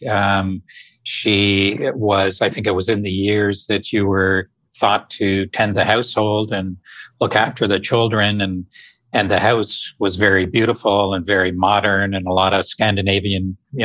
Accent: outside Toronto, Ontario, Canada; I grew up just out of Toronto, outside of Toronto, Canada, about an hour on a beautiful small town on the north shores of Lake Ontario

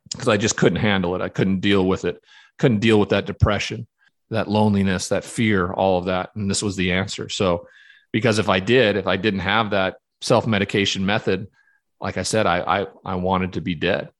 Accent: Montana, United States; growing up in Montana in that cowboy culture

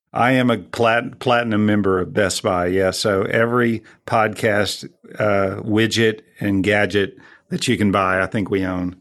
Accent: Texas, United States; I'm sixth generation Texan, so I go way back

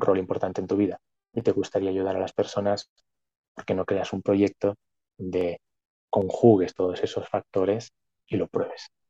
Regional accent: Barcelona, Catalonia, Spain; nací en Barcelona, en la zona capital, siempre estuve viviendo en la ciudad

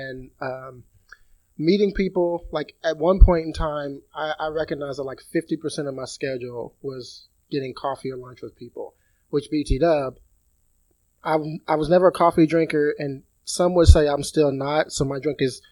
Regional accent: Ruston, Louisiana, United States; moved away as an adult; also born or lived in Southwest Missouri; now in Missouri, United States; I'm originally from Ruston, Louisiana

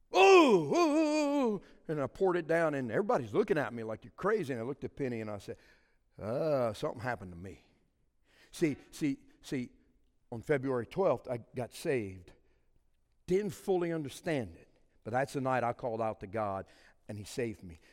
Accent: Cajun, Louisiana, United States; I'm a Cajun

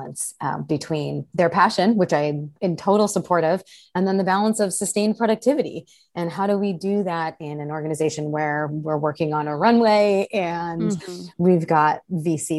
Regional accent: Chicago, Illinois, United States; moved away as an adult; also born or lived in Southern California / Arizona; now in Seattle, United States; I grew up in the Chicago area, spent a handful of years living in Southern California, went back to Chicago

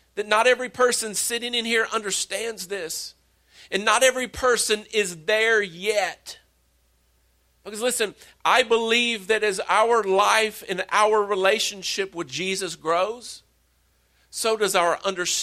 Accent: Wallburg, North Carolina, United States; I'm from Wahlberg

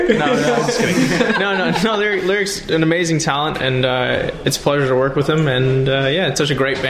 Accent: Sudbury, Ontario, Canada; I'm from Sudbury.

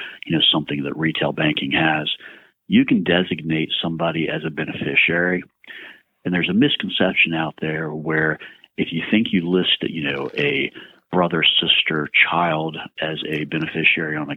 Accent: Oakland, Maryland, United States; moved away as an adult; also born or lived in Baltimore, Maryland; I graduated from Southern Garrett High School right here in Oakland, born and raised in Garrett County

